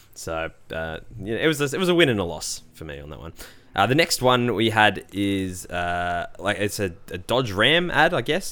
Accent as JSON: {"language": "English", "country": "Australia", "said": "I'm an Aussie"}